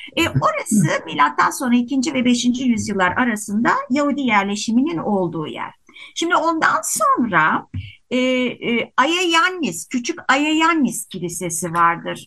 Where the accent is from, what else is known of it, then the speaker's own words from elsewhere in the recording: İzmir, Turkey; Klasik bir mahallede doğdum, büyüdüm Bostanlı'da